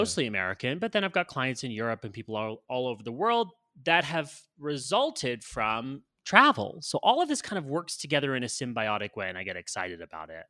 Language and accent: English; Canada; moved away as an adult; also born or lived in United States / Los Angeles; now in Colombia; I'm Canadian. I U, did university my undergrad in Canada